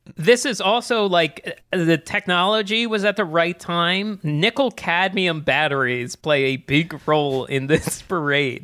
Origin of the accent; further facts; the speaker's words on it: East Coast, United States; growing up on the East Coast